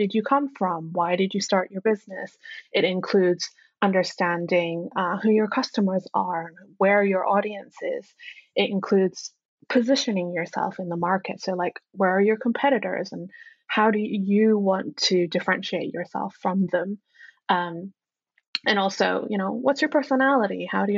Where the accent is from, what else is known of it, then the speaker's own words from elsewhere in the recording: Hong Kong; now in United Kingdom; I am originally from Hong Kong, and then moved to the UK, and I've spent over half my life in the UK now